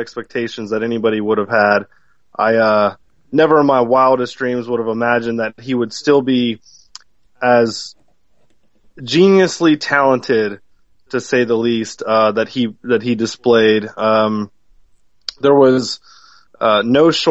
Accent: Atlanta, Georgia, United States; also born or lived in Detroit, Michigan; I'm originally from Detroit and all my family's from Detroit, my parents were really big, because they were children of the 60s. They were baby boomers. They really loved Motown. And when I was growing up here in Atlanta

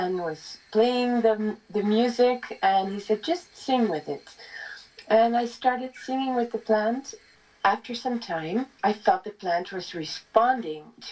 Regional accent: Netherlands; moved away as an adult; now in Italy; I come from the Netherlands, and I was working as a singer there

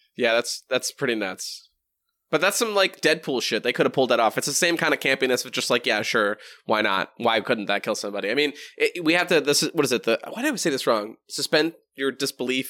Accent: New Hampshire, United States; moved away; also born or lived in Boston / Minnesota; I'm, I'm from wicked, wicked fucking cool New Hampshire. then fucking lived in fucking Boston

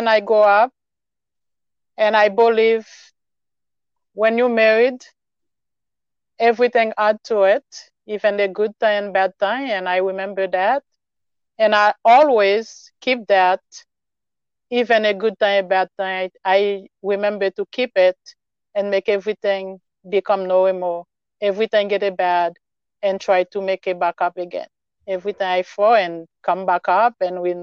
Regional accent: Haiti; English is a second language; moved away as an adult; now in United States; when I moved from Haiti to come here, I leave all my family there, and then I come with my 4 kids

